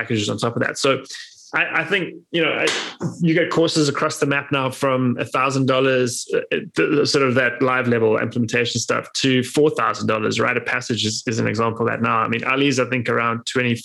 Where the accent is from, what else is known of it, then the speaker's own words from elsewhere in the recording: South Africa; moved away as an adult; now in New York City, United States; Growing up in South Africa